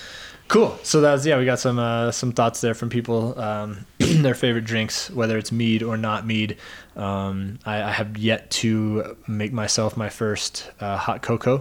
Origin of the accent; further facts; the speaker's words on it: Oklahoma, United States; I'm from Oklahoma